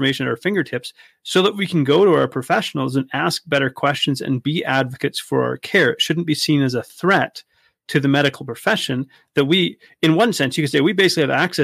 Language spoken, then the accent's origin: English; Canada; Growing up in Canada